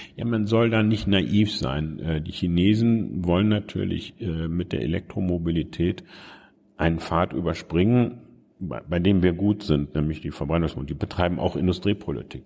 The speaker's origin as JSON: {"language": "German", "region": "Bremen", "country": "Germany", "tie": "born or raised there", "also_born_or_lived": "Göttingen", "moved": "as an adult", "said": "Da, wo ich heute Morgen hergekommen bin, nämlich in Bremen-Fegesack. Mhm ähm, im Norden von Bremen"}